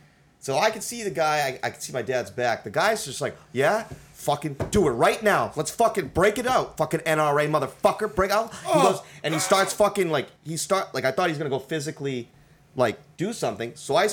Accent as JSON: {"language": "English", "country": "India", "said": "They speak Hindi. I'm Indian, whatever. It doesn't matter."}